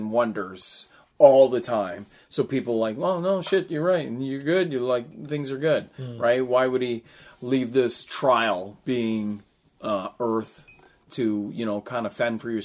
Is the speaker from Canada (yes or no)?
yes; Canada; this is my country and I'm Canadian